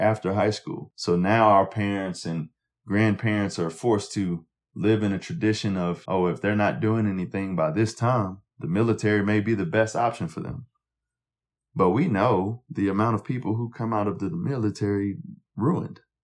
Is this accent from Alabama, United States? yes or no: yes; Montgomery, Alabama, United States; as a young black kid growing up in Montgomery